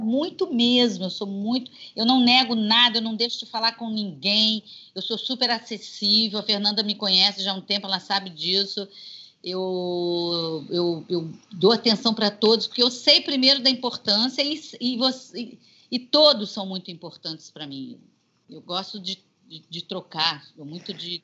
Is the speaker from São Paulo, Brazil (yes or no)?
no; Juiz de Fora, Minas Gerais, Brazil; now in Rio de Janeiro, Brazil; eu nasci aqui no Rio, mas com cinco anos meus pais voltaram para Juiz de Fora e eu fui criada lá